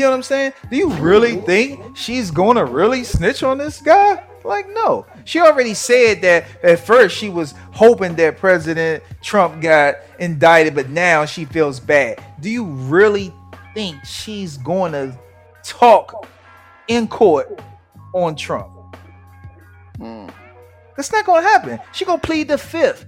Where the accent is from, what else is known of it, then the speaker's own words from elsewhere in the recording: United States; we as American citizens